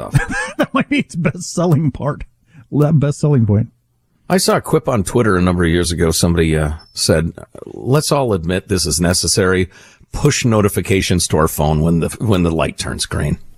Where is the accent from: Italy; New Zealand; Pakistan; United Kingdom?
Italy; born there